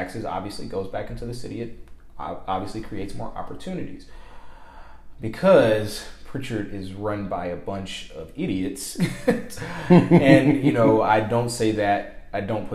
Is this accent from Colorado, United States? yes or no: no; Eight Mile, Alabama, United States; I was raised in Mobile County.